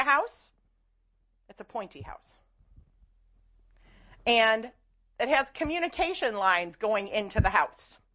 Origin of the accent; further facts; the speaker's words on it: Chicago, Illinois, United States; I'm also from Chicago, so I talk kind of fast